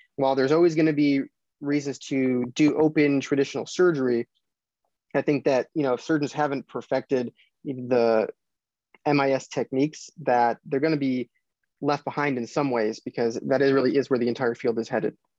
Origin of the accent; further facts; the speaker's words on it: Chicago, Illinois, United States; moved away as an adult; also born or lived in Indiana; now in Royal Oak, Michigan, United States; I grew up in the Chicago area